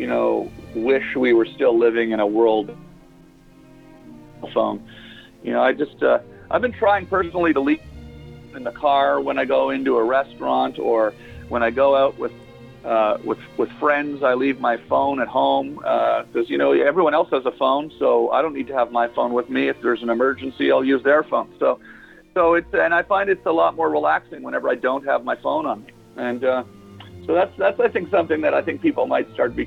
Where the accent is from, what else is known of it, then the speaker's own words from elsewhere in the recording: Canada; moved away as an adult; now in United States; I'm Canadian